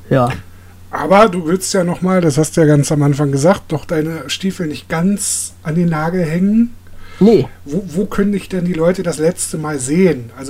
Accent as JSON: {"language": "German", "region": "Berlin", "country": "Germany", "said": "Ich bin Berliner, ich esse sowas nicht."}